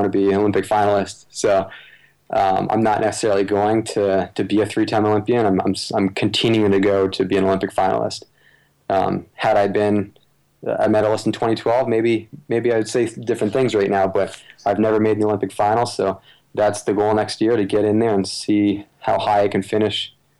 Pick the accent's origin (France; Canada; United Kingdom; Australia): Canada; Obviously, growing up in Canada, Sully is a big runner that most runners should want to be like.